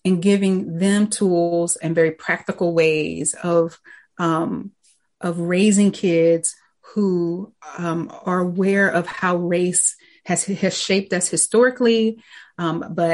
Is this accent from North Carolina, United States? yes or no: yes; Winston-Salem, North Carolina, United States; I grew up in Winston-Salem, North Carolina